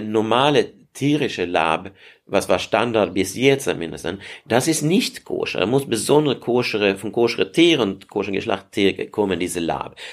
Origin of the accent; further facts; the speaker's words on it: Sweden; German is a second language; now in Heidelberg, Germany; ich komme aus Schweden